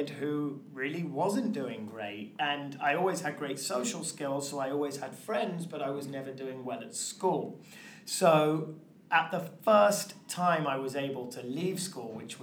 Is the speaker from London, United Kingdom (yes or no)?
yes; London, United Kingdom; moved away; I grew up in London, England